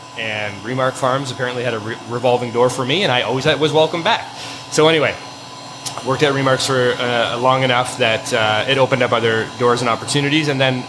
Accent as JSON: {"language": "English", "town": "Harrow", "region": "Ontario", "country": "Canada", "moved": "as an adult", "lives_now": "Hamilton, Canada", "said": "South of Windsor in a little town called Harrow."}